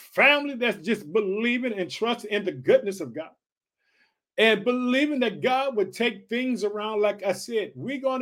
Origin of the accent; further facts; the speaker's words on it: Illinois, United States; also born or lived in Chicago; in the state of Illinois, which is my home state. I reside in the city of Chicago.